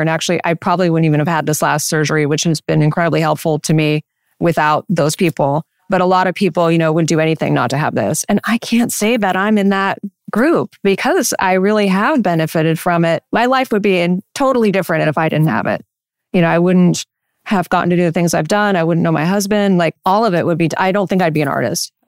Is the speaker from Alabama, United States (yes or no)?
no; Central Coast, California, United States; growing up on the Central Coast